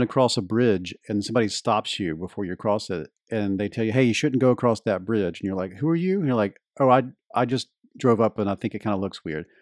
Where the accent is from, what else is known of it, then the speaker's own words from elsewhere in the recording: Deep South of the United States, United States; where I grew up in the Deep South of the United States